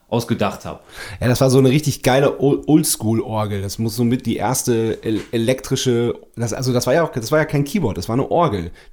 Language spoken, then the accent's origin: German; Lower Saxony, Germany; aufgewachsen sind wir im Wendland.